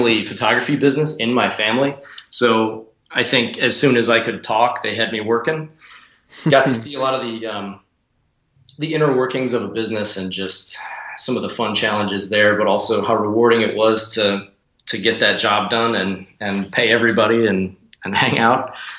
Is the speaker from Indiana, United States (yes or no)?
yes; Northwest Indiana, United States; Yeah, so I grew up in Northwest Indiana amidst cornfields.